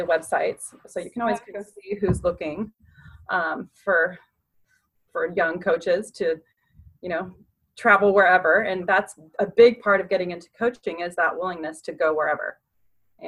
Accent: San Diego, California, United States; moved away as an adult; also born or lived in Chapel Hill; move back to San Diego, where, you know, that's my home and my hometown and my family's here.

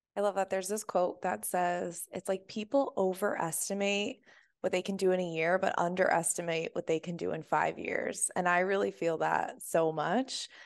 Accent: United States; growing up in the States

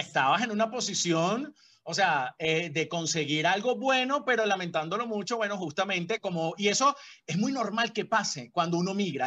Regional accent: Caracas, Capital District, Venezuela; moved away as an adult; now in Colombia; mi cama ya no era la de Caracas

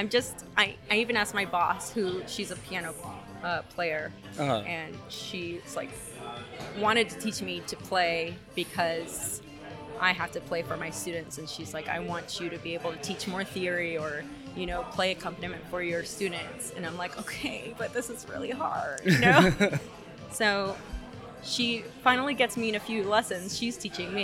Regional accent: Ontario, California, United States; also born or lived in Covina, California; we moved from Covina to Ontario

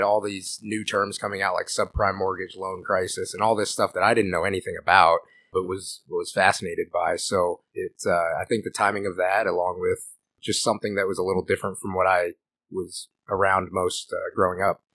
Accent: Iowa City, Iowa, United States; moved away as an adult; now in Pella, United States; I'm from, born and raised in Iowa City.

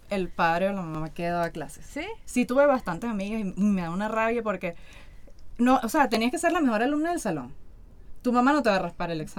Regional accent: Venezuela; uno no andaba con, como buen venezolano, uno no estaba con ese tema.

